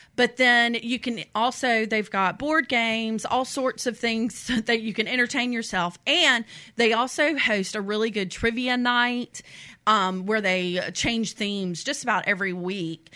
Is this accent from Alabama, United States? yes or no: yes; Mobile Bay, Belle Fontaine, Alabama, United States; moved away as an adult; also born or lived in Columbia, South Carolina; I grew up on Mobile Bay